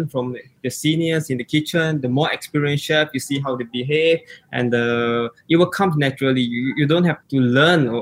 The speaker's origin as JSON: {"language": "English", "country": "Singapore", "also_born_or_lived": "Stavanger, Norway", "moved": "as an adult", "lives_now": "Oslo, Norway", "said": "I'm a Singaporean 20 years old boy"}